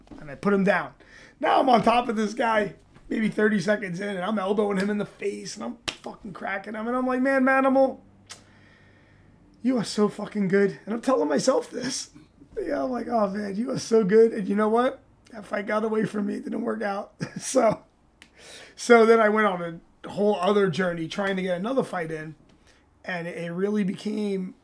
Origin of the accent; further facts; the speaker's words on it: New York City, New York, United States; I'm from New York. I'm a native New Yorker